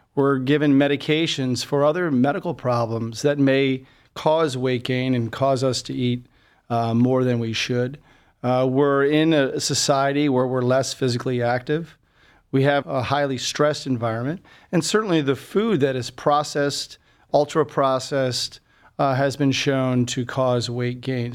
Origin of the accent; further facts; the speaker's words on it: Buffalo, New York, United States; moved away as an adult; also born or lived in Birmingham, Alabama / Boston, Massachusetts; now in Cleveland, United States; I'm originally from Buffalo, New York, and did my training there